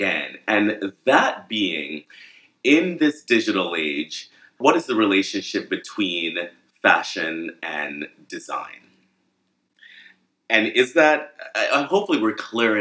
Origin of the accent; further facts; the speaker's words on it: Jamaica; now in New York, United States; I'm from Jamaica